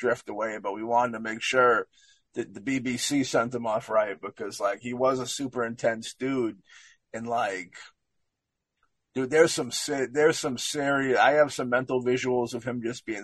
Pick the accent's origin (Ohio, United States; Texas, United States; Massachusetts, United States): Massachusetts, United States; Boston; Us being Bostonian